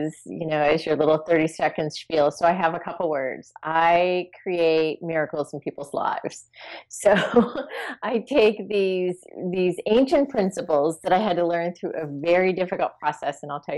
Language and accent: English; East Coast, United States; moved away as an adult; now in California, United States; I grew up on the East Coast where it snowed, it was cold